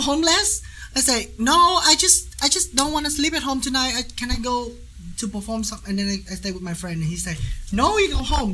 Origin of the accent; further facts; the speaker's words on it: Ho Chi Minh City, Vietnam; English is a second language; moved away as an adult; now in Wichita, United States; I'm original from Saigon